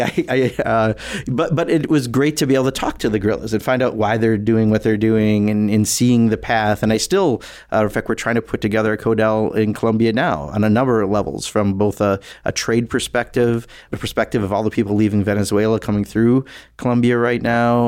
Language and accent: English; Kenosha, Wisconsin, United States; growing up in Kenosha